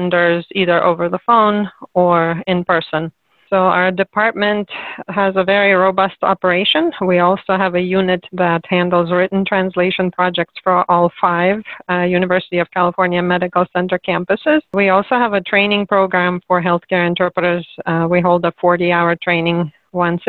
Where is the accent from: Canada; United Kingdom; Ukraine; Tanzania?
Ukraine; Cherkasy, Cherkasy Oblast; moved away as an adult; also born or lived in Sacramento, United States; now in United States; I was born and raised in Ukraine in the city of Cherkasy.